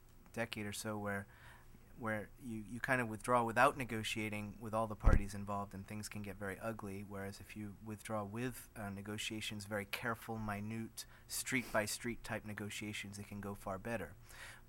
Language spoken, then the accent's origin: English; United States; as an American